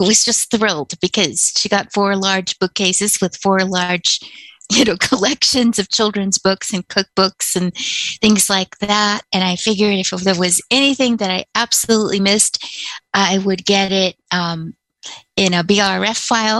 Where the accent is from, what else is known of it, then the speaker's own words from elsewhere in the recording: California, United States; born there; also born or lived in Michigan / Alabama / Louisiana / Texas; I was an Army brat, for starters. So I was born in California. When I was a year old, we took the train back to Michigan because my father was sent to Korea.